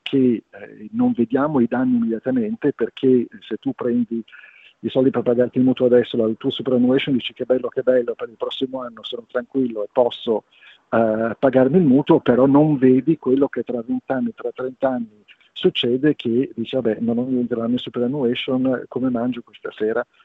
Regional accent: Liguria, Italy; te lo dico da Ligure

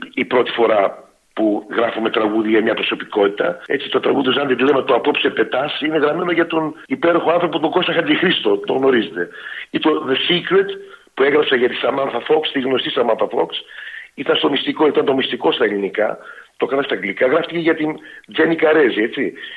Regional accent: Melbourne, Victoria, Australia; moved away as an adult; now in Greece; τη Μελβούρνη, γιατί εκεί μεγάλωσα και είμαι περήφανο που, που είμαι ε, από τη Μελβούρνη

